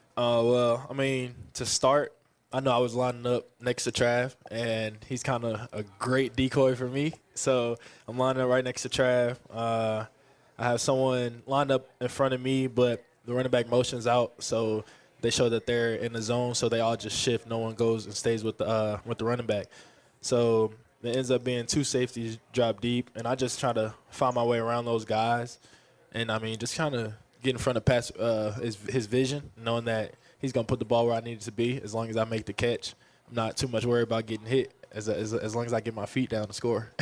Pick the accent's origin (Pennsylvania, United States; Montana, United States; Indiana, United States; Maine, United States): Pennsylvania, United States; Philadelphia; also born or lived in Texas; now in Kansas City, United States; I'm originally from North Philadelphia